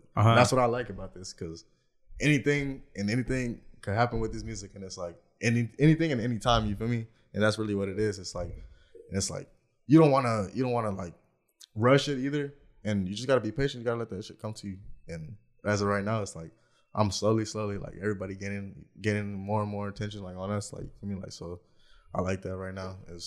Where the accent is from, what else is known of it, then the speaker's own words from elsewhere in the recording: Anaheim, California, United States; I'm coming from Anaheim